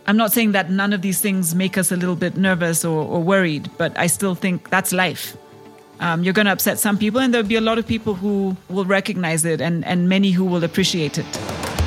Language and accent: English; Kenya; I am a Kenyan entrepreneur